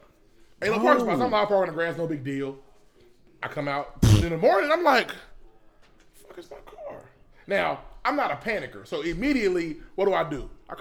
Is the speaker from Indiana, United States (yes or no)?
yes; Indiana, United States; moved away; I'm from Indiana. We say wash.